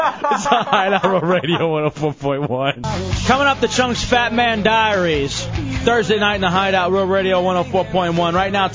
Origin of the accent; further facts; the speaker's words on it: Dallas, Texas, United States; also born or lived in Lubbock, Texas; now in Orlando, United States; when I grew up in Dallas, Texas